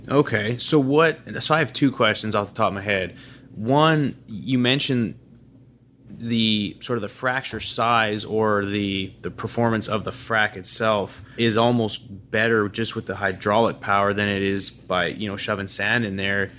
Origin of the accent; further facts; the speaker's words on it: Calgary, Alberta, Canada; growing up in Calgary